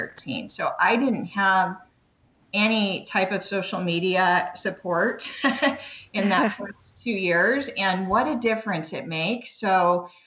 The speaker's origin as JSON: {"language": "English", "town": "Long Beach", "region": "California", "country": "United States", "tie": "born or raised there", "lives_now": "Canyon Lake, United States", "said": "I'm originally from Long Beach, California. That's where I lived most of my life. So I've always lived in SoCal."}